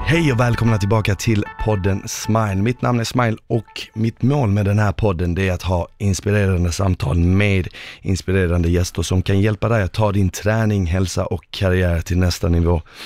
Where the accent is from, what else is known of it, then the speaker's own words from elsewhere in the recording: Malmö, Skåne, Sweden; also born or lived in Bosnia and Herzegovina; jag är uppvuxen eh, eh, på Rosengård